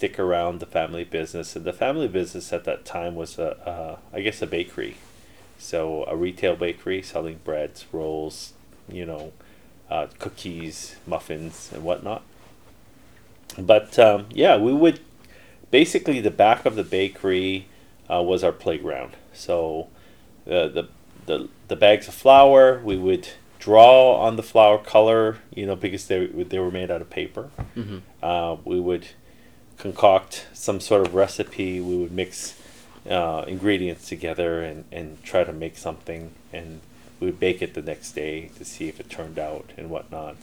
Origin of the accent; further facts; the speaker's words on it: Canada; first language Korean; English is a second language; also born or lived in Korea; I was born in Korea, but I came to Canada when I was 6 months old